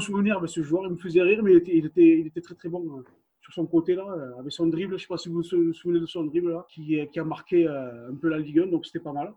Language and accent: French; Toulouse, Occitania, France; on vient de Toulouse